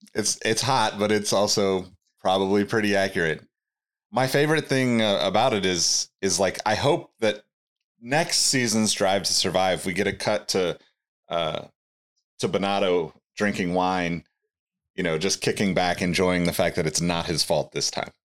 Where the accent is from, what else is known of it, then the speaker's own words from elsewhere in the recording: Sacramento, California, United States; my hometown